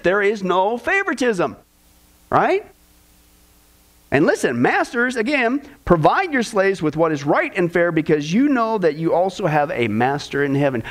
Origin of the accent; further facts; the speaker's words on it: Kansas, United States; growing up in Kansas